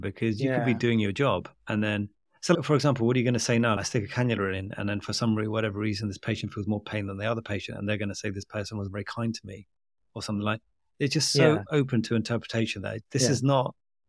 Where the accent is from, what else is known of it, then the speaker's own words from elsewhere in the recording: Bangladesh; I'm from Bangladesh and my wife is Pakistani.